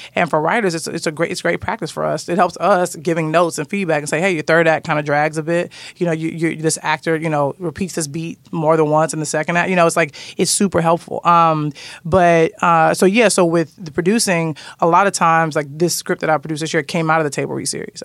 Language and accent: English; Chicago, Illinois, United States; I'm from Chicago